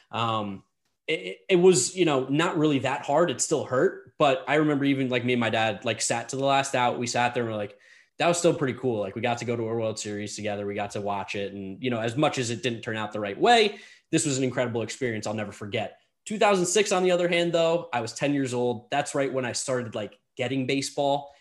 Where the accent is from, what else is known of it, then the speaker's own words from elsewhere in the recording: United States; growing up in New Jersey, New York area